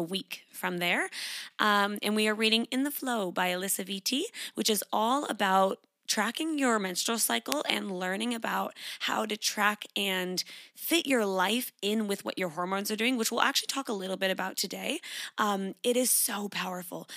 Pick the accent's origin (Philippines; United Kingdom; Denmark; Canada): Canada; moved away as an adult; now in Sydney, Australia; I grew up in Canada. I currently live in Sydney, Australia. I've been here for four years.